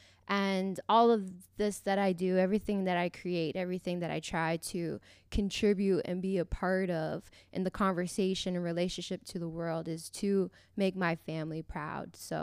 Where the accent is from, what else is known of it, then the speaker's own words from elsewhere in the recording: Kingston, Ontario, Canada; now in Toronto, Canada; my hometown, Kingston. I am based in Toronto now, and it feels good to be home